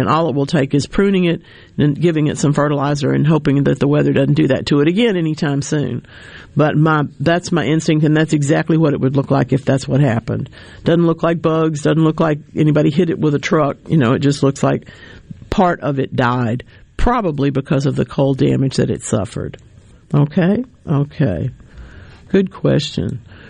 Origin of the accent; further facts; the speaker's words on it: Mississippi, United States; I was raised in South Rankin County in a farming family.